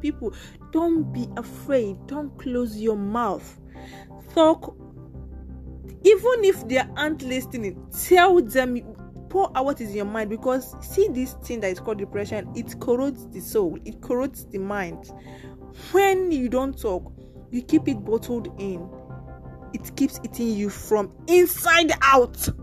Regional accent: Nigeria; first language Nigerian Pidgin; also born or lived in Lagos, Nigeria; now in Italy; I'm from Nigeria

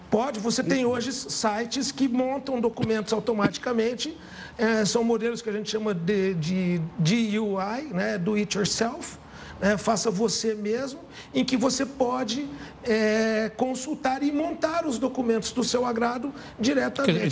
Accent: São José do Rio Preto, São Paulo, Brazil; eu sou de São José do Rio Preto

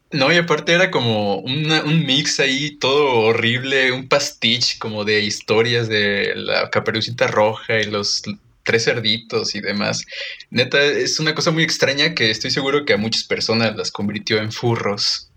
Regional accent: Mexico; Como, buen mexicano

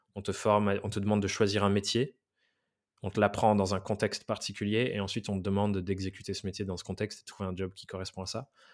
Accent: Dordogne, Nouvelle-Aquitaine, France; moved away as an adult; also born or lived in England; now in Paris, France; je viens, de Dordogne. J'ai été dans un des pires collèges-lycées d'Aquitaine

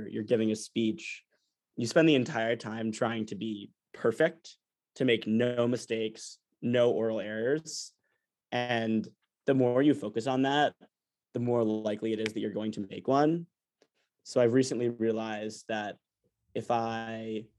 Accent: New York City, New York, United States; also born or lived in Atlanta, Georgia; I'm from New York City, born in Atlanta, Georgia.

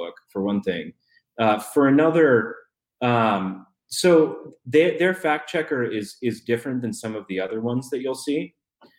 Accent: Arlington, Virginia, United States; I've got all these friends that I grew up with who by and large are libs because I'm from Arlington

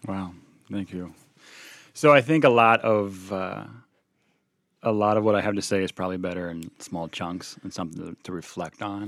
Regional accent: Illinois, United States; also born or lived in Cincinnati; now in Milwaukee, United States; we're both from Illinois

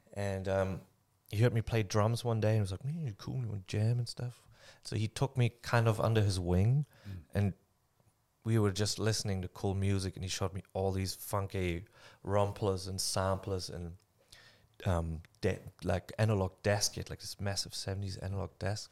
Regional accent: Germany; moved away as an adult; now in New Zealand; I am not willing to give up my German passport

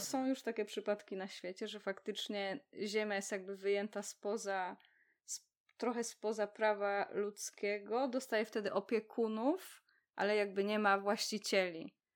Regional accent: Poznań, Greater Poland, Poland; jesteśmy z Poznania

